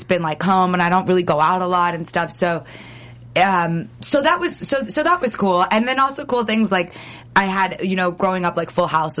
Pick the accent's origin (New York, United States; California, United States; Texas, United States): California, United States; Los Angeles; I grew up in the Valley.